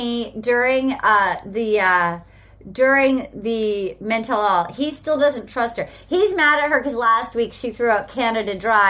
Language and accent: English; Little Compton, Rhode Island, United States; moved away; I did bring Brian to my hometown of Little Compton, Rhode Island.